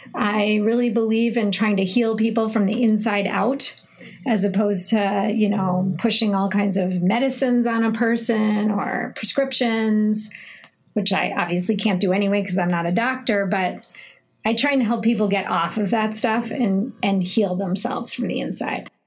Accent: Minneapolis, Minnesota, United States; I'm 45 years old and I'm from Minneapolis

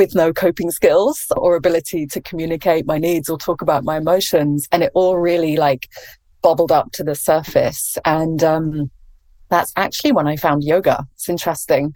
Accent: England, United Kingdom; accent: English; moved away as an adult; now in California, United States; as you can probably tell from my accent, I'm English.

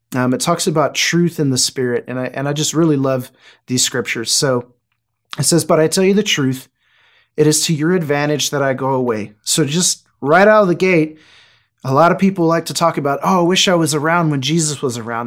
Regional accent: Houston, Texas, United States; moved away as an adult; now in Wichita, United States; I'm originally from Houston, Texas. So I moved to Wichita.

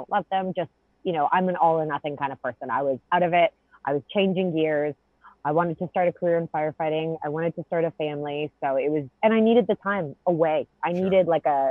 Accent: Canada; moved away; I'm Canadian

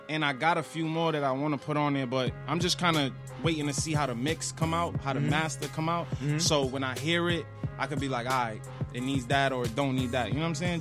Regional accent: New York, United States; I'm from New York

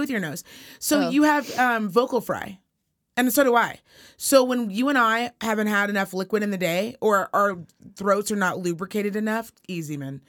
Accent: Reno, Nevada, United States; accent: Valley Girl

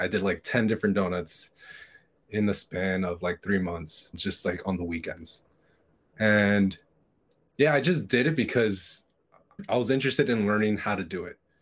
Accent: Hialeah, Florida, United States; born or raised there

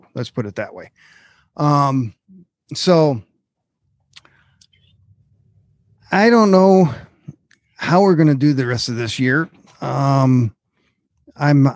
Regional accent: Minnesota, United States; moved away; I'm originally from Minnesota

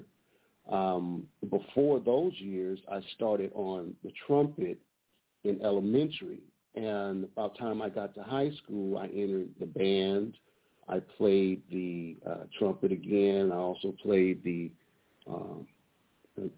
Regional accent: Detroit, Michigan, United States; also born or lived in Altadena, California; now in Pasadena, United States; I'm from Detroit, Michigan, so I was born in Michigan.

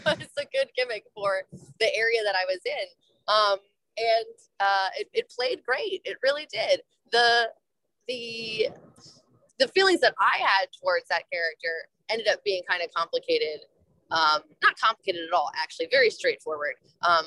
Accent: New Jersey, United States; I grew up in New Jersey

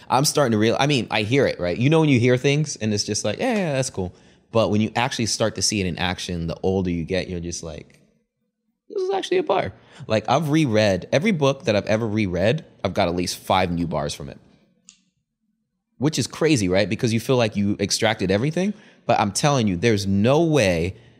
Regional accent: Zimbabwe

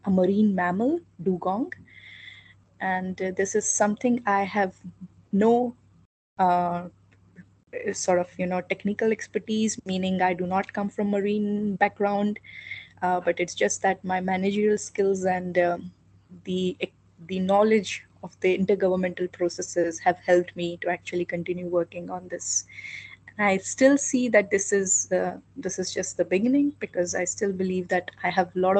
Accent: India; moved away as an adult; also born or lived in Bonn, Germany; I was in my home country.

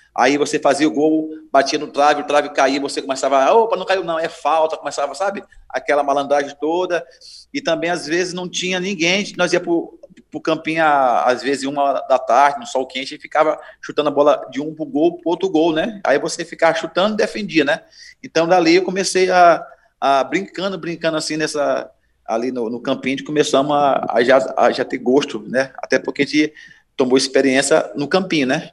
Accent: São Luís, Maranhão, Brazil; eu sou maranhense mesmo, moro aqui ao lado do aeroporto de São Luís, na BR-135, e nasci aqui, sou criado aqui em São Luís do Maranhão

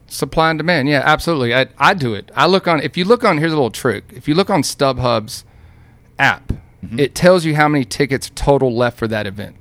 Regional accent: Dallas, Texas, United States; I'm from Dallas

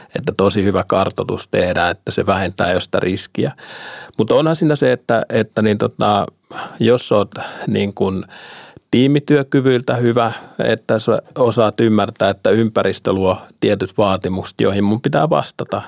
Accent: Finland; now in Bulgaria; me suomalaiset

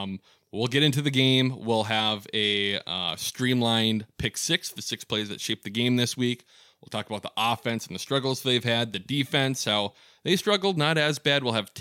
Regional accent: Superior, Wisconsin, United States; now in Minnesota, United States; we're living in Minnesota, but we're from Superior, Wisconsin. I was in Superior, Wisconsin this weekend.

